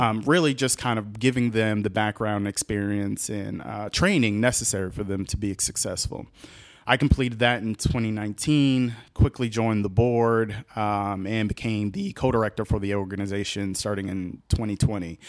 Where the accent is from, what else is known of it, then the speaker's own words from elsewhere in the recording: Boston, Massachusetts, United States; moved away as an adult; also born or lived in Ohio; now in Columbus, United States; growing up in Boston, that's how I got to school.